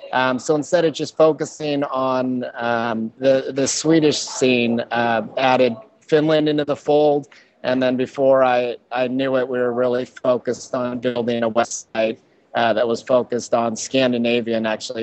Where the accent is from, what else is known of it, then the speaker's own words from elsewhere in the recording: United States; moved away as an adult; now in Stockholm, Sweden; I'm an American. I got a nice Irish last name, though. But I married a Swede in 2000. And that was the beginning of my downfall in getting moved here to Stockholm.